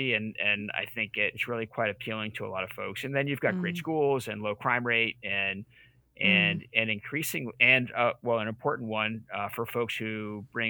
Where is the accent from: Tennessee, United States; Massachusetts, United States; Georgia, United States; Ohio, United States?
Massachusetts, United States; moved away as an adult; now in Maine, United States; I'm not from Maine originally either. I grew up in Massachusetts and my family and I lived all over the country.